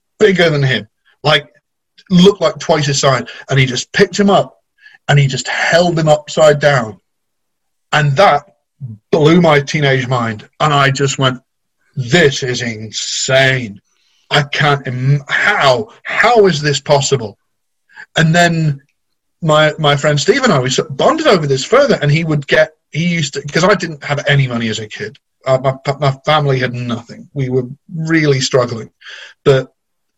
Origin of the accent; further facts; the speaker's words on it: near Cheddar, Somerset, South West England, United Kingdom; moved away; I used to live in Somerset. I grew up near Cheddar